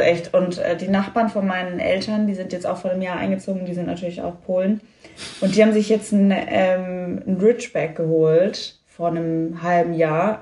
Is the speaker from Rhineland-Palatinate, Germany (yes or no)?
no; Lower Franconia, Bavaria, Germany; moved away as an adult; ich bin auf dem Dorf aufgewachsen